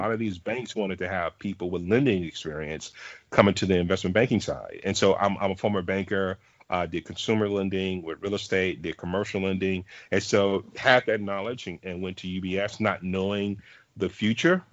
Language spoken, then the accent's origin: English; Dallas, Texas, United States; I'm from Dallas, Texas